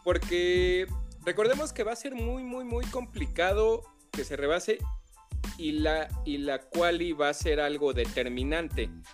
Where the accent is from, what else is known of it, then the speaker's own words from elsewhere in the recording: Mexico; somos los mexicanos